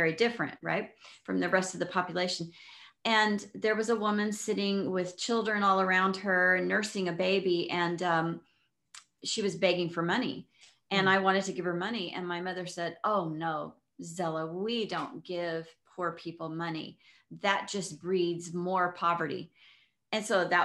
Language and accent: English; El Paso, Texas, United States; I was raised in El Paso, Texas